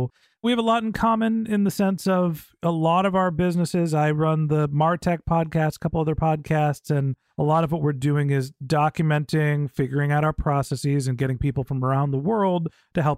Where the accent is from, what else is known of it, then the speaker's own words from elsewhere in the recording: Silicon Valley, California, United States; when I grew up here in Silicon Valley